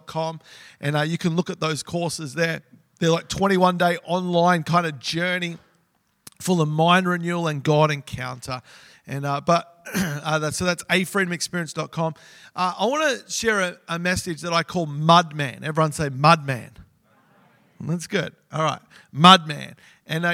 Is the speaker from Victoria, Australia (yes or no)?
yes; Melbourne, Victoria, Australia; I grew up in Melbourne